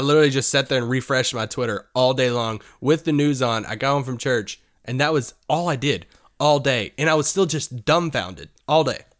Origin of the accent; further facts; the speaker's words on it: Kentucky, United States; I grew up in Kentucky